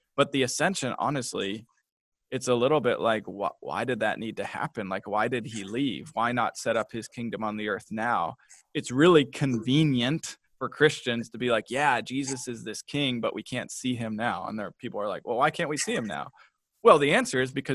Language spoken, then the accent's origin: English; Kentucky, United States; also born or lived in Portland; now in Kansas City, United States; We're from Kentucky